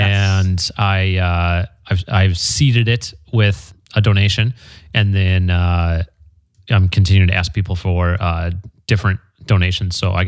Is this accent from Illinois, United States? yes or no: no; Green Bay, Wisconsin, United States; now in Marina Del Rey, United States; Green Bay, Wisconsin.